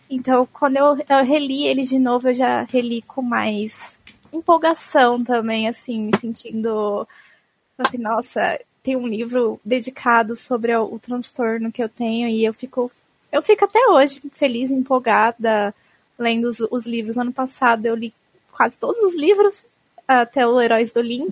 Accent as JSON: {"language": "Portuguese", "town": "Osasco", "region": "São Paulo", "country": "Brazil", "also_born_or_lived": "Jaraguá, São Paulo", "said": "Eu sou de Osasco, mas agora eu tô no Jaraguá, na casa do meu namorado"}